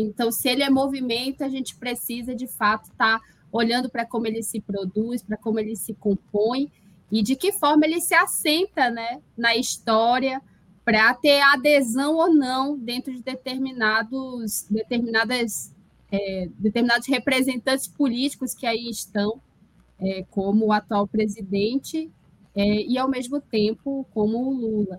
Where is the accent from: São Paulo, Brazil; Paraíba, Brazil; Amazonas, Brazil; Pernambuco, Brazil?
Amazonas, Brazil; Parintins; moved away as an adult; also born or lived in São Carlos, Brazil; now in Jena, Germany; eu sou da cidade de Parintins, interior do Amazonas, com muito orgulho